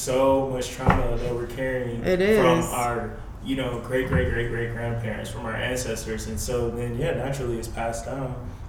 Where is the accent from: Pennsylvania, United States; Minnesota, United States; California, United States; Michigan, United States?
Michigan, United States; Detroit; now in New York, United States; I'm from Detroit, and so everything is very hyper-Black